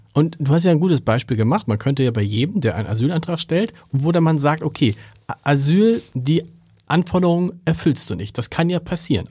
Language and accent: German; Hamburg, Germany; ich komme aus Harburg